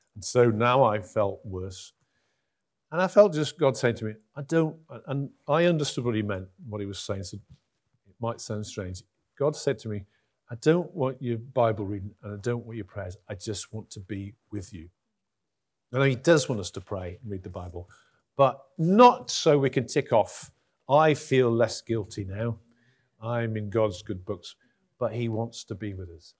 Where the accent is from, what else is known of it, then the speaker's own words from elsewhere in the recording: Huddersfield, Yorkshire and the Humber, United Kingdom; also born or lived in Durham; I'm from Huddersfield